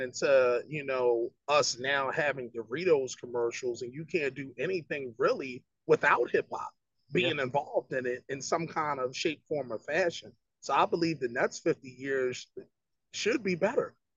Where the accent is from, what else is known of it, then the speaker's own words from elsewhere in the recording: Philadelphia, Pennsylvania, United States; growing up in Philly